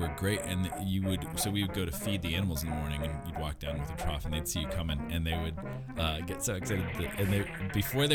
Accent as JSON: {"language": "English", "region": "Iowa", "country": "United States", "tie": "born or raised there", "said": "I grew up in Iowa. I grew up on a farm"}